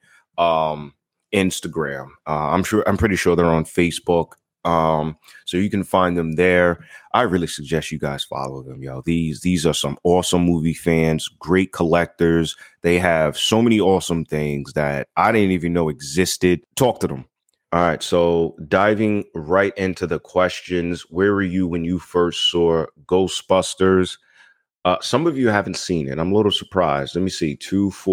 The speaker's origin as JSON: {"language": "English", "area": "Long Island", "region": "New York", "country": "United States", "tie": "born or raised there", "also_born_or_lived": "Far Rockaway, Queens, New York", "said": "I was born in Far Rockaway, raised in Long Island."}